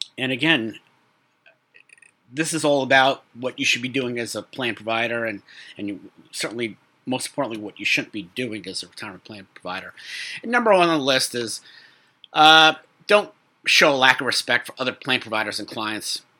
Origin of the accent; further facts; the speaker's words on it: New York City, New York, United States; I'm a kid from Brooklyn